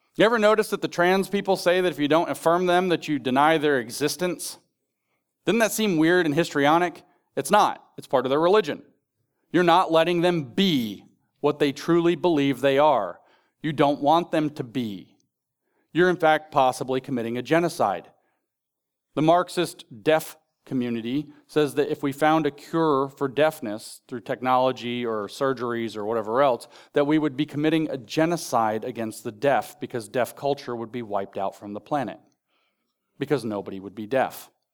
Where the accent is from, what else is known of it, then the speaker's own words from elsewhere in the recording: Appalachia, United States; I'm from Appalachia.